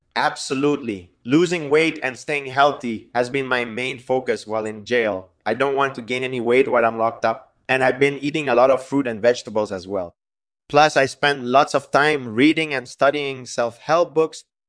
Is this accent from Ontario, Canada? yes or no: no; Montreal, Quebec, Canada; I'm from Montreal, and I grew up there.